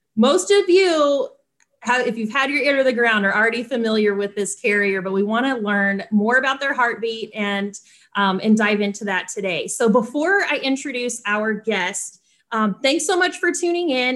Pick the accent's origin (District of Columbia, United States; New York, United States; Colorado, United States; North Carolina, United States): North Carolina, United States; I grew up in North Carolina